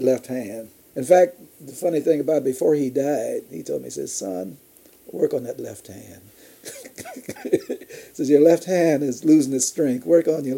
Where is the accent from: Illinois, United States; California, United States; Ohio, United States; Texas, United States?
Illinois, United States; Chicago; born in Chicago, where I got my early training